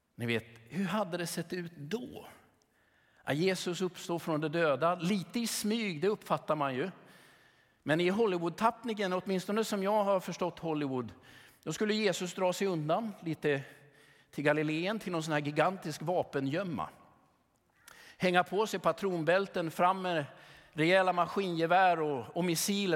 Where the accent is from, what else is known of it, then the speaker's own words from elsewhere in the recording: Sweden; som sekulär svensk